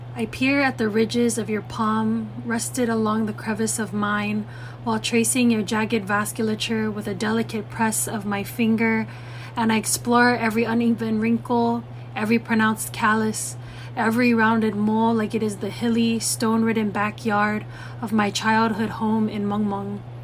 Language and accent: English; Guam; my upbringing as an indigenous Chamorro and Samoan woman who was born and raised in Guahan